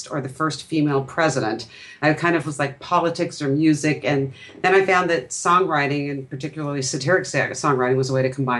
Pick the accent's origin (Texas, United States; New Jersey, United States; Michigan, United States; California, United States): California, United States; Irvine; I grew up in Irvine, California, and that's part of Orange County